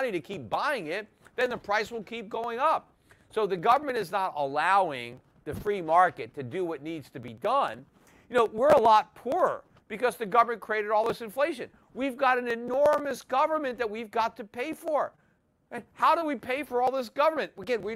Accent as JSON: {"language": "English", "country": "United States", "said": "as an American"}